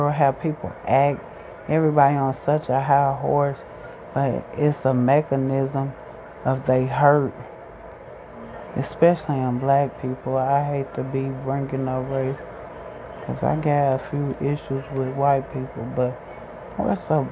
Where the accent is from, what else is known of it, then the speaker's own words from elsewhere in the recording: Chicago, Illinois, United States; I grew up in Chicago, the South Side